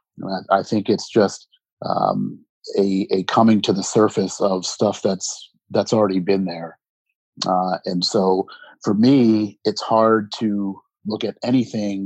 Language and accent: English; United States; I'm an American